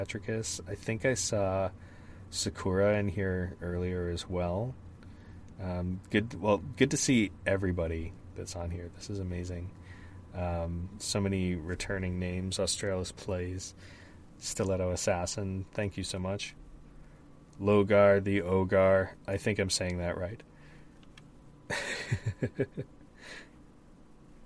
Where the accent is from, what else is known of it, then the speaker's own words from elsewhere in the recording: Canada; Because I'm Canadian?